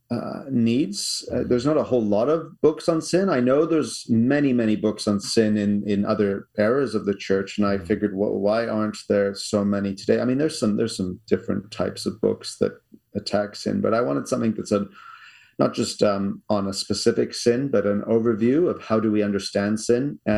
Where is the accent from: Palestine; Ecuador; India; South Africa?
South Africa; now in Canada; We moved from South Africa in 1988 okay. to uh, Canada